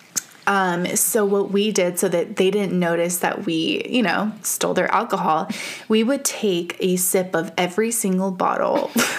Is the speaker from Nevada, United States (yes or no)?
yes; Las Vegas, Nevada, United States; We grew up in Vegas, which fucking, it's Sin City.